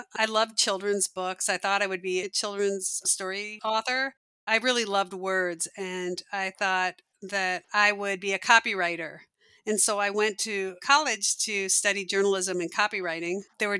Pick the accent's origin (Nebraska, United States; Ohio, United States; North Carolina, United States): Nebraska, United States; Omaha; also born or lived in Seattle; now in Minneapolis, United States; I was born in Minneapolis and spent a good part of my childhood in Omaha, of all places, Omaha, Nebraska.